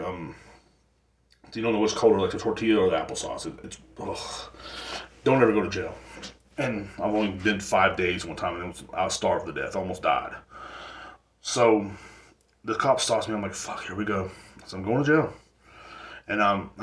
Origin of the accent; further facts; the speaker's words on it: Texas, United States; The cops down here in Texas, like in my hometown, I come from a smaller town